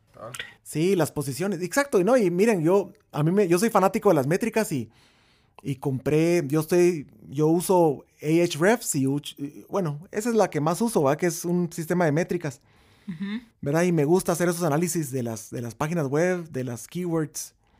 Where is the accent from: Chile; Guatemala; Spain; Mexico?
Guatemala; somos banda de Guatemala